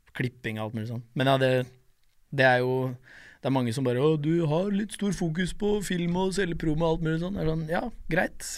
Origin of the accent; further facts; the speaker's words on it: Norway; jeg ble født i Norge